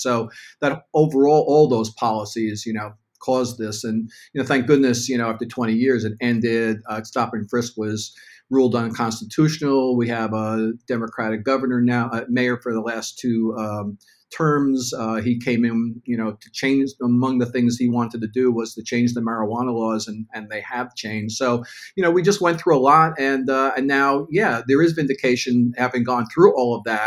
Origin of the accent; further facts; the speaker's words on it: New York City, New York, United States; growing up in New York, it was pretty hard to get arrested for pot